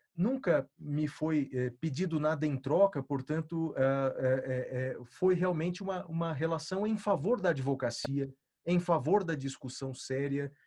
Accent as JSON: {"language": "Portuguese", "town": "Guaratinguetá", "region": "São Paulo", "country": "Brazil", "said": "ambos do interior do estado. Eu de uma outra região do, do Vale do Paraíba, sou de Guaratinguetá"}